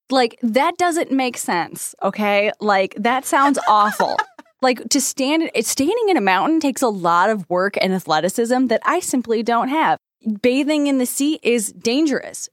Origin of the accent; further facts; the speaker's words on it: United States; I am so American